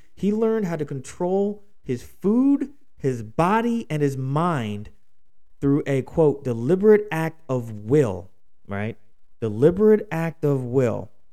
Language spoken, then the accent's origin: English; Philadelphia, Pennsylvania, United States; my hometown of Philadelphia, Pennsylvania